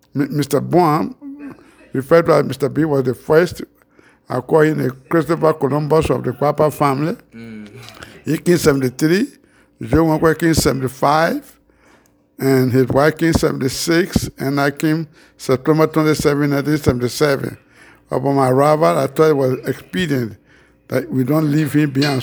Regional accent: Bapa, Nimba County, Liberia; moved away as an adult; also born or lived in United States; I was born somewhere around 1947 Bapa Nimba County, Yami Administrative District

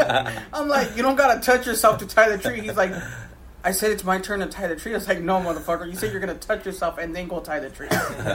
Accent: United States; I'm first generation Chicana because my parents are both Mexicans.

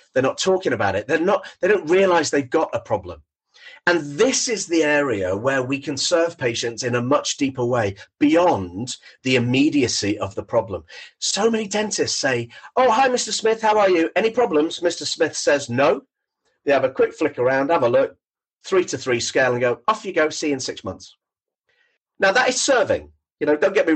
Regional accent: Thornton Hough, North West England, United Kingdom; I'm born and bred in Thornton Hough, which is on the Wirral

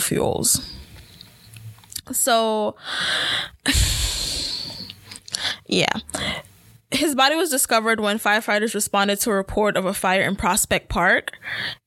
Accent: Jamaica; as a Jamaican myself

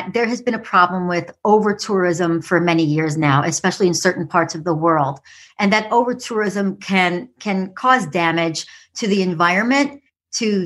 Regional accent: New York City, New York, United States; I was a city kid growing up in the Bronx in what they call the concrete jungle of New York City.

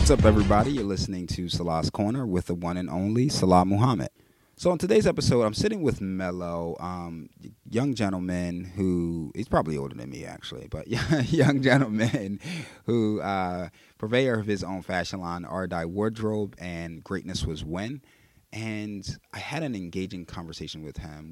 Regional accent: Philadelphia, Pennsylvania, United States; I'm born and raised in Philly

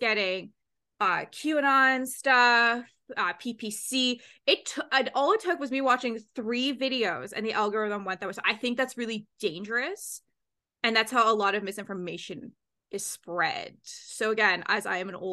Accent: Canada; I'm Canadian

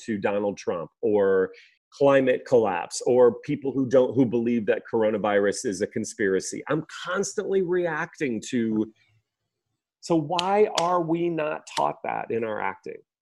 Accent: the Midwest, near Chicago, Illinois, United States; I grew up in the Midwest, not far from Chicago

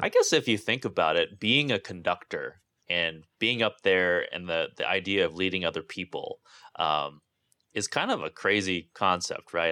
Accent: Santa Barbara, California, United States; where I grew up as, um, you know, oppressively ugly and unpleasant Santa Barbara

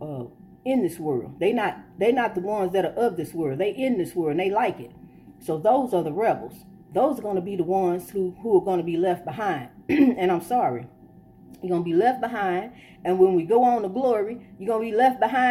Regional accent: Illinois, United States; now in Florida, United States; We were born here, but our ancestors were not from here

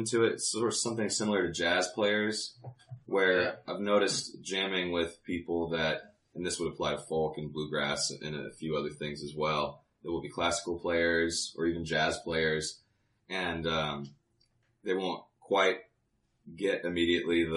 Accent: Plano, Texas, United States; also born or lived in Los Angeles, California; I'm from Los Angeles originally. I did most of my growing up in Plano

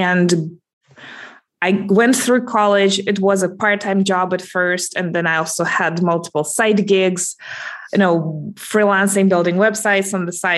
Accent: Russia; I'm calling in from Russia, actually. So that's my hometown, a little bit to the south of Moscow.

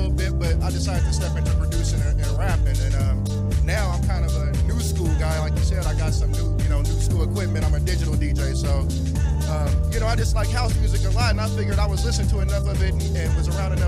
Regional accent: Seattle, Washington, United States; now in Aberdeen, United States; I'm from Seattle. I just happen to live in Aberdeen

